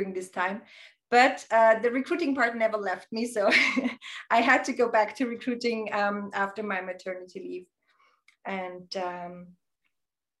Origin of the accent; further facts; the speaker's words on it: southern Burgenland, Austria; moved away as an adult; also born or lived in Vienna suburbs, Austria; I grew up in Austria in southern Burgenland in a very, very small village